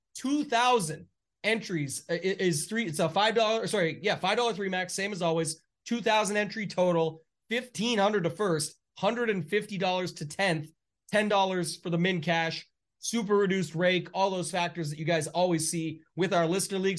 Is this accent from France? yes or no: no; Canada; being Canadian